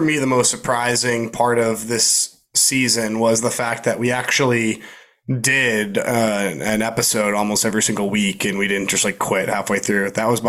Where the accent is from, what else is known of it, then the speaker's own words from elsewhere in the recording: Canada; Canada, it's like my home country.